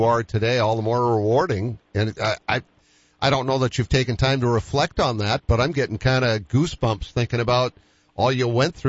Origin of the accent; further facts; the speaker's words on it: Boston, Massachusetts, United States; I'm from Boston, by the way.